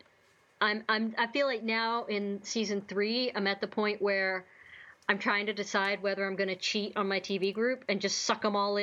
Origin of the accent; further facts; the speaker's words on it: Tennessee, United States; now in Georgia, United States; I live in Georgia, and I grew up in Tennessee